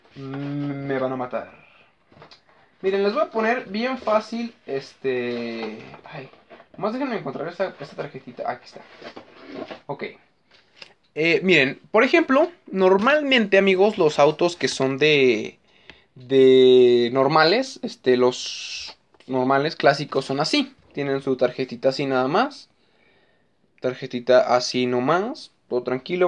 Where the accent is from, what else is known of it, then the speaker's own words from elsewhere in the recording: Mexico; soy mexicano